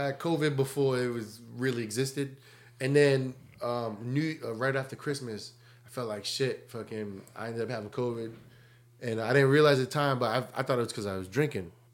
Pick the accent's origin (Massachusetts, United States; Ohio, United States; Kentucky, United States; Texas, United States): Massachusetts, United States; an hour south of Boston; also born or lived in Tampa; I'm an hour south of Boston